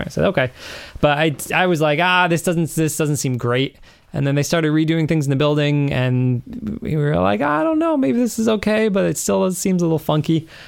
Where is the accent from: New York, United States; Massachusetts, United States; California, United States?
Massachusetts, United States; Western; moved away as an adult; now in Charlestown, United States; I grew up out in Western Mass in the middle of the woods.